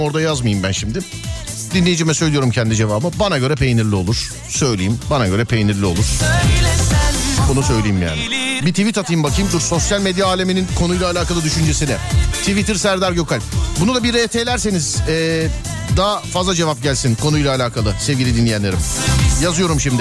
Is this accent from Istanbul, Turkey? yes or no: yes; Istanbul, Turkey; bir İstanbullu olarak